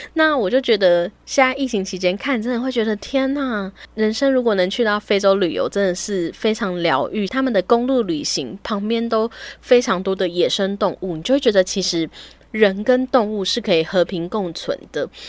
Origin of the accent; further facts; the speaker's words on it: Taiwan; 尽管我们是一个台湾人